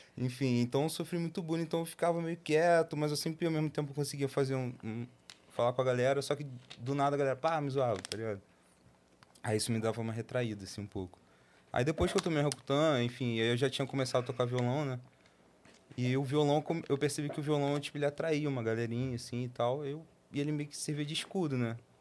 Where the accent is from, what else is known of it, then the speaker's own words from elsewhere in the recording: Nova Iguaçu, Rio de Janeiro, Brazil; a gente nasceu em Nova Iguaçu